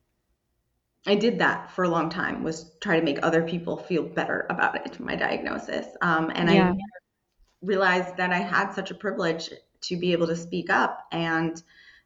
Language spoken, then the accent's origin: English; Southeast Massachusetts, United States; also born or lived in Braintree, Massachusetts; I grew up more like Southeast Massachusetts near like Patriots Place